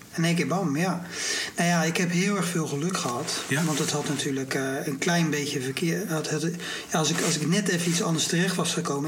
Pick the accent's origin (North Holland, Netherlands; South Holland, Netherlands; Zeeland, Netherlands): South Holland, Netherlands; Rotterdam; also born or lived in Barendrecht; ik ben toch echt opgegroeid in Rotterdam-Zuid, in de wijk Feyenoord